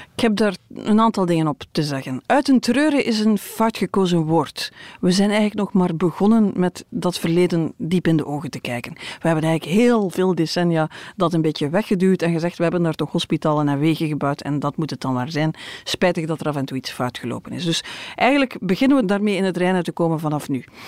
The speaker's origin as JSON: {"language": "Dutch", "country": "Belgium", "said": "wij als Belgen"}